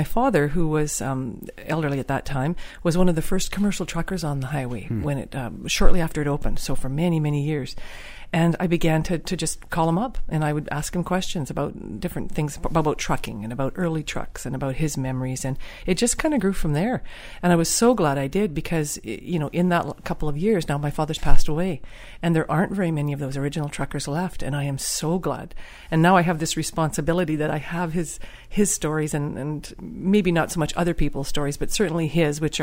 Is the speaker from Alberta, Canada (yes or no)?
no; Fort Nelson, British Columbia, Canada; now in Edmonton, Canada; I was raised at mile 300, which is a little, was a village in my time and is now a town called Fort Nelson